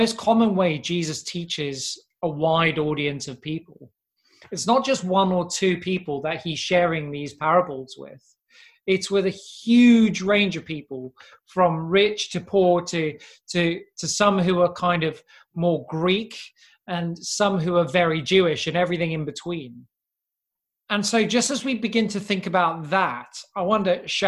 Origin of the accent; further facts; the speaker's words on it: South Africa; when we were growing up in South Africa